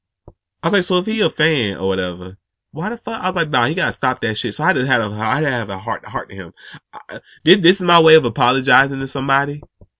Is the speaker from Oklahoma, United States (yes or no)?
no; Atlanta, Georgia, United States; Like, man, I'm from Atlanta, man.